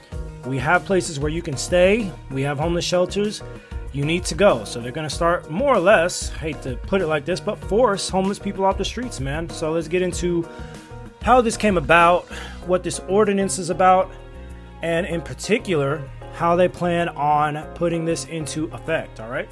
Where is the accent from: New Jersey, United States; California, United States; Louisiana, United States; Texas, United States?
California, United States; Los Angeles; my hometown. That's right, Los Angeles, or in general, the state I am from. Sunny Southern California.